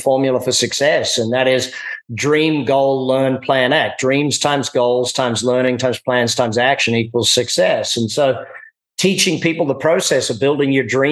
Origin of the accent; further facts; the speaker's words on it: Australia; now in United States; me being Australian, you know, coming to America